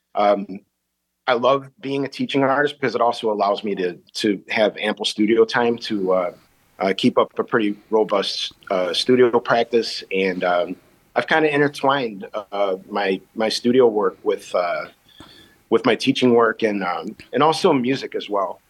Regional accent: Chicago, Illinois, United States; I grew up in the back of the yards in Chicago. I'm from the South Side

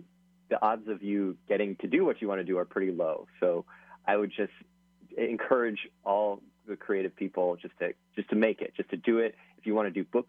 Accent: Hawaii, United States; moved away; I'm from Hawaii

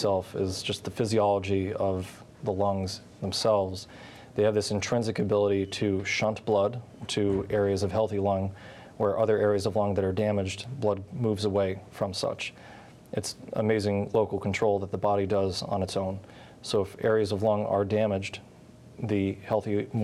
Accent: Old Forge, Pennsylvania, United States; I'm a local boy from Old Forge.

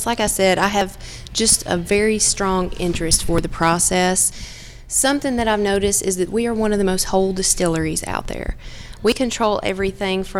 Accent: Estill Springs, Tennessee, United States; I grew up actually right outside of Lynchburg in Estill Springs, Tennessee, another very small town

